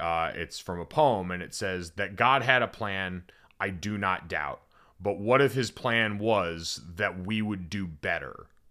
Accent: Connecticut, United States; I grew up in Connecticut

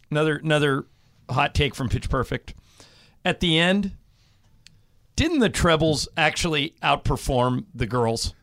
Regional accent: Corona del Mar, California, United States; my hometown of Corona del Mar

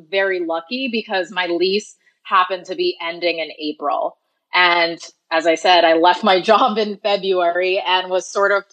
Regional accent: New York, United States; I'm from New York, my parents are here

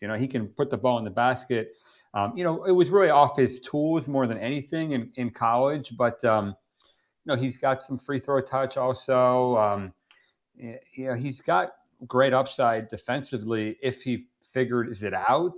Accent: Miami, Florida, United States; I'm from, I'm born and raised in Miami

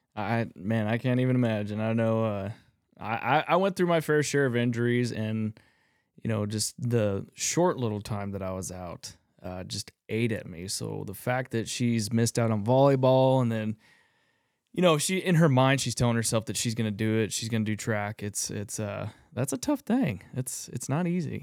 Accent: Texas, United States; I grew up in Texas, rifle hunting

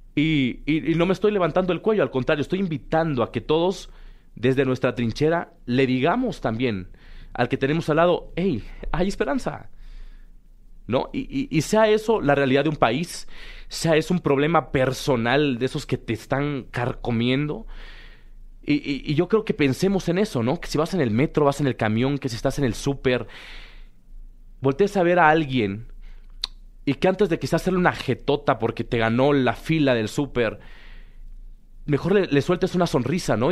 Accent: Mexico; also born or lived in Puebla / Chiapas / Mexico City; es el país en donde yo nací, donde he crecido

